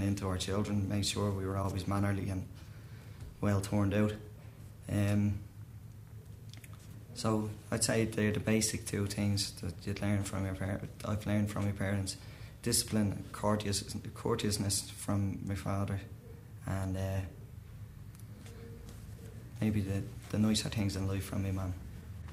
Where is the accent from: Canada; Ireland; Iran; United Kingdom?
Ireland; Dublin, Leinster; I'm from Dublin. I come from Green Hills in Dublin